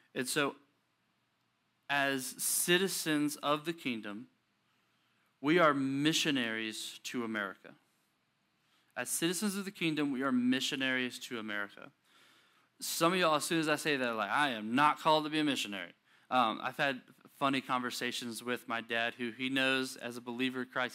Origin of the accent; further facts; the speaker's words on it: United States; we're American